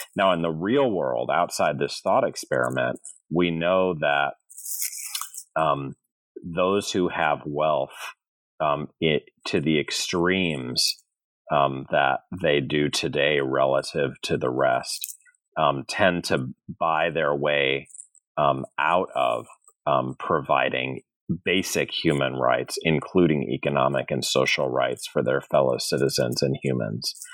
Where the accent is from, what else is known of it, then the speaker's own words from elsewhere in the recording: St. Louis, Missouri, United States; moved away as an adult; also born or lived in California / Massachusetts / New York / Connecticut; I'm from St. Louis, Missouri